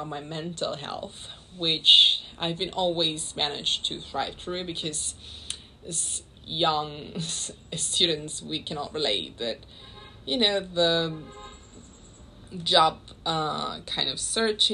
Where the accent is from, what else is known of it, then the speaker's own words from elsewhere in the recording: Panama City, Panama; moved away as an adult; also born or lived in London; I'm from Panama City, Panama